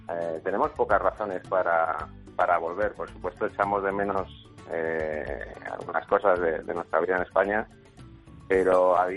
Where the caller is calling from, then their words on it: Toronto, Ontario, Canada; eh, soy el oyente de Sin Complejos y os escucho todos los fines de semana desde Toronto, Canadá.